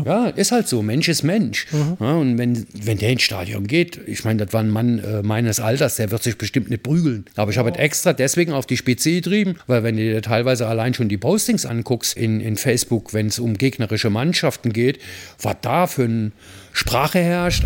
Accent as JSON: {"language": "German", "town": "Mayen", "region": "Rhineland-Palatinate", "country": "Germany", "tie": "born or raised there", "moved": "yes", "said": "in Mayen, in meinem Heimatort"}